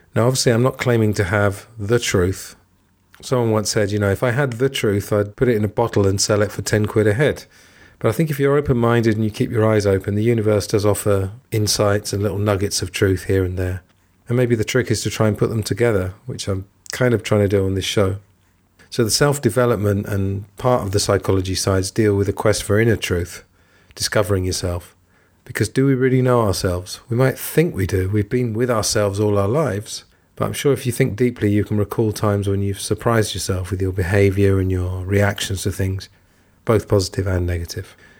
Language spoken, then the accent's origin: English; England, United Kingdom; moved away as an adult; also born or lived in Thailand / Italy / Spain; I'm from England, and I grew up there